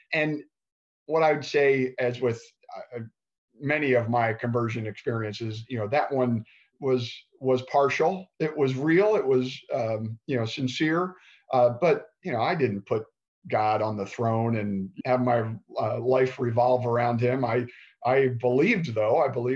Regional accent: Baltimore, Maryland, United States; now in San Diego, United States; I'm from Baltimore. I grew up in the suburbs

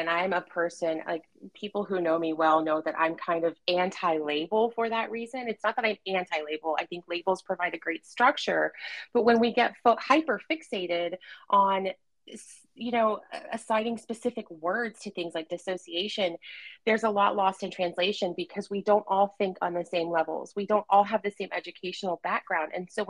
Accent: Appalachia, United States; accent: Appalachian; And so I quickly taught myself how to speak without an Appalachian accent.

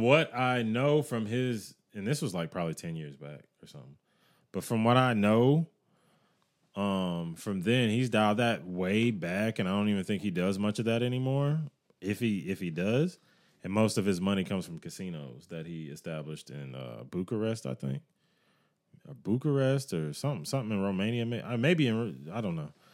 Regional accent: United States

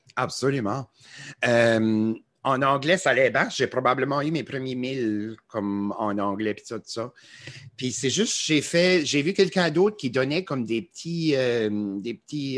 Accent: New Brunswick, Canada; accent: Acadian; Chiac; ils aiment notre accent acadien

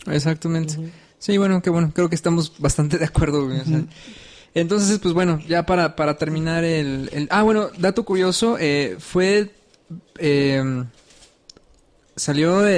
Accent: Mexico; tú y yo entendemos tanto el contexto como mexicanos

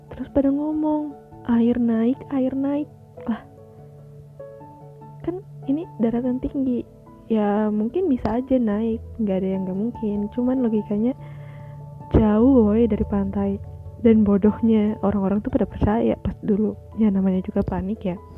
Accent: Palu, Central Sulawesi, Indonesia; born there; rada nyampur dikit ya sama bahasa Palu hmm ya hari ini tuh tanggal 28 September tepat 2 tahun silam kota kelahiran aku tuh mengalami bencana yang amat besar.

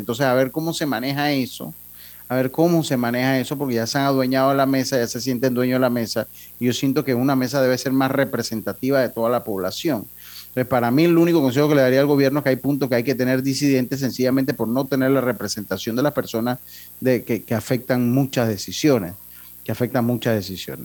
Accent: Panama; todos los panameños

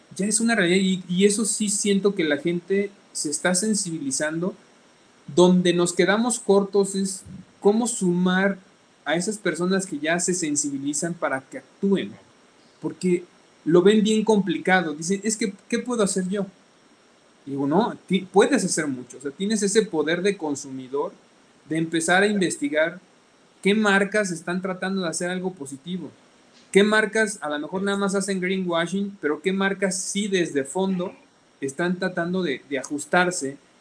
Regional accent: Salamanca, Guanajuato, Mexico; nosotros somos de Salamanca

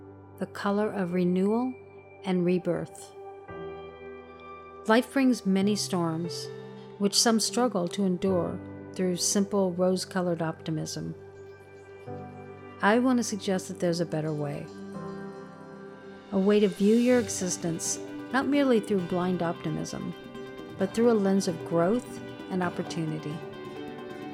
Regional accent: Southern California, United States; I'm born and raised in Southern California

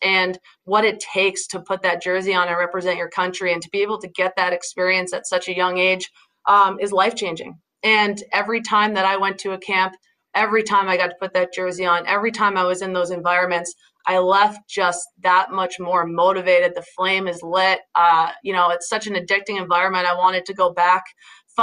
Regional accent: Newcastle, Ontario, Canada; moved away as an adult; now in Boston, United States; growing up in Newcastle was such a huge part of my journey.

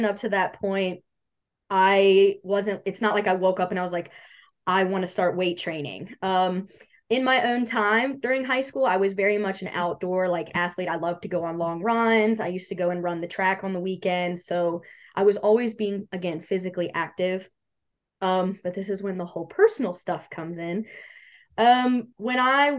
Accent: Bridgewater, Virginia, United States; now in Harrisonburg, United States; I am originally from Bridgewater, Virginia. I'm obviously in Harrisonburg now, which is like 25 minutes up the road

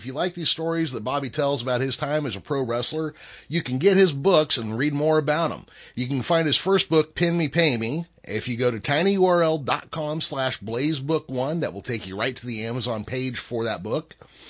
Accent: California, United States; I grew up in California.

